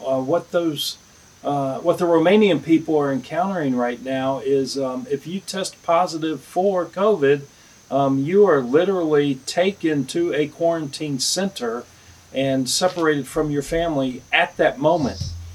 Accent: the South, United States; I'm from the South

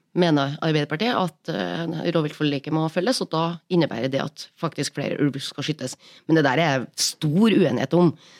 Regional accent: Trøndelag, Norway; Trøndelag, der jeg kommer fra

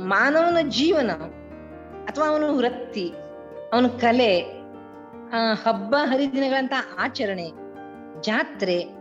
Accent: Dundukuli, Karnataka, India; also born or lived in Sirsi taluk, Karnataka; ಕನ್ನಡ ಜಿಲ್ಲೆಯ ಕುಮಟಾ ತಾಲೂಕಿನ ದುಂಡುಕುಳಿ ಅನ್ನುವುದು ನನ್ನ ಹುಟ್ಟೂರು

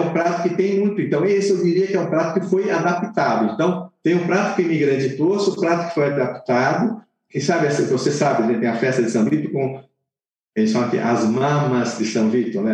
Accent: Southern Italy, Italy; now in Brazil; eu sou do sul da Itália, eu conheço muito bem o sul da Itália

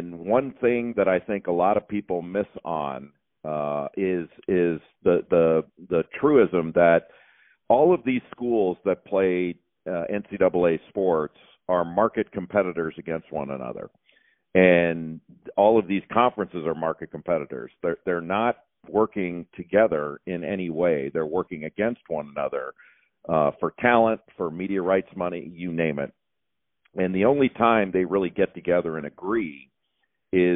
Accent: Southern California, United States; when I was growing up in Southern California

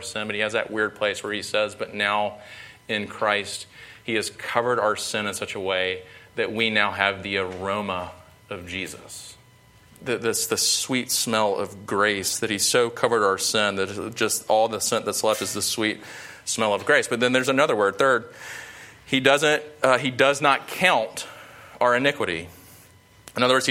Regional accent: Sumter, South Carolina, United States; I'm from Sumter, grew up in Sumter, South Carolina

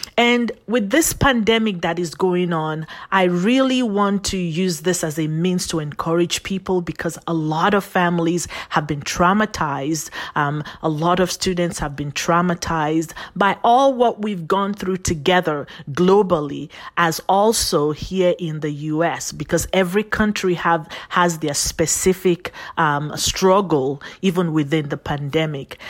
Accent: Nigeria; also born or lived in Phoenix, Arizona, United States; now in United States; I was sent on, um, the long fly from here, U S A to Nigeria, Africa. And I was raised by my paternal grandparents. And so I grew up with them

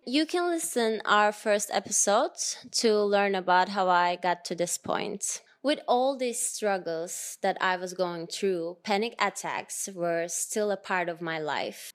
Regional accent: Turkey; moved away as an adult

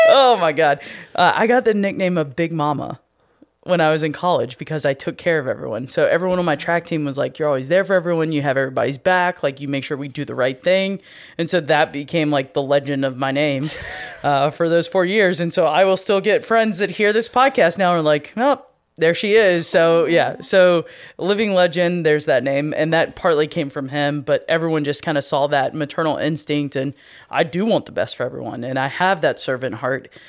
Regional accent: North Carolina, United States; moved away; where I grew up in North Carolina

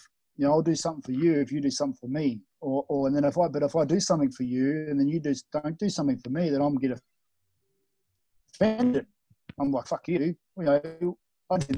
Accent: Australia; moved away as an adult; now in Bali, Indonesia; Growing up in Australia

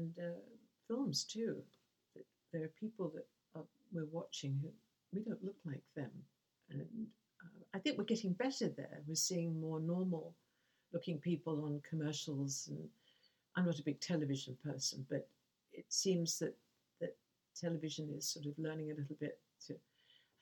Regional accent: England, United Kingdom

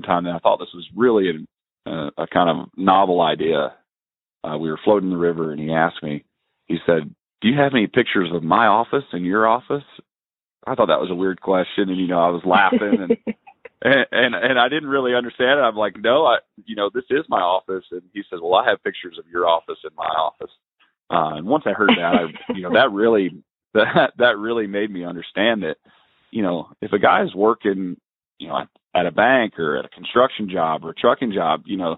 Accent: North Carolina, United States; moved away; I grew up in North Carolina

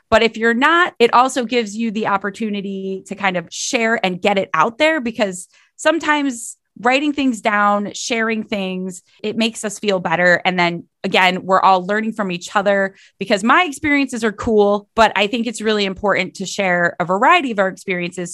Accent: Cleveland, Ohio, United States; I'm from Cleveland, Ohio always have lived here.

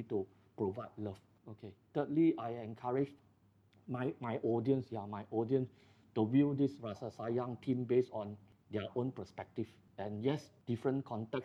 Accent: Malaysia; as a Malaysian, I think I'm pretty proud of a Malaysian

